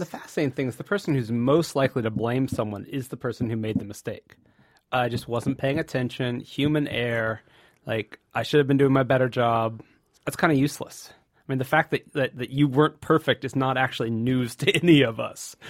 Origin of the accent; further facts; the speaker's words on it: Santa Cruz, California, United States; I, am from the Bay Area, Santa Cruz, California